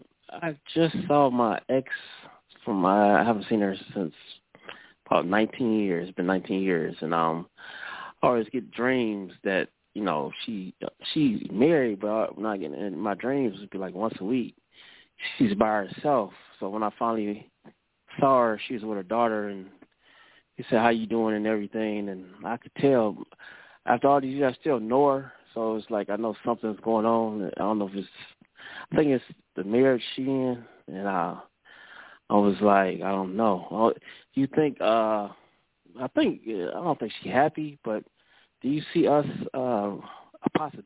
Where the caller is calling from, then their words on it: Cleveland, Ohio, United States; from Cleveland, Ohio.